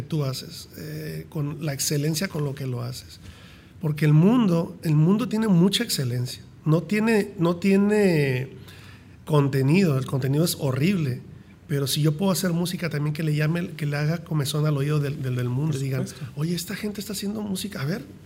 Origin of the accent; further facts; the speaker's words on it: Mexico; yo soy mexicano, crecí en México